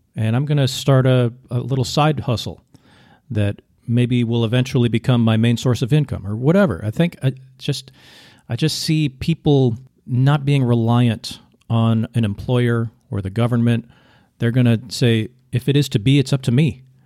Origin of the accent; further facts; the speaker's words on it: United States; also born or lived in Vietnam; I'm an American